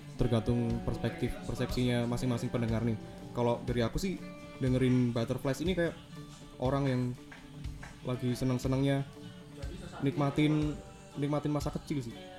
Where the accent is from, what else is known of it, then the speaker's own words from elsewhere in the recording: Java, Indonesia; accent: medok (Javanese); aku yo medok.